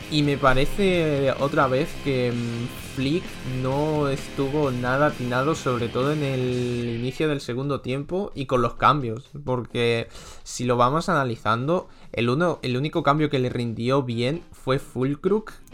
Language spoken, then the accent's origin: Spanish; Spain; porque como español no, puede decir pena